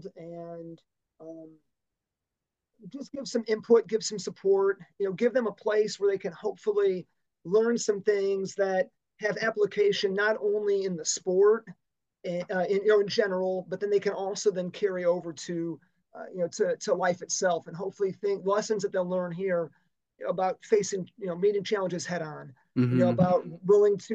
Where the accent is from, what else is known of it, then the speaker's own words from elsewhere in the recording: Dyer, Indiana, United States; I grew up in Dyer on the north side of the Lake Central kind of boundary lines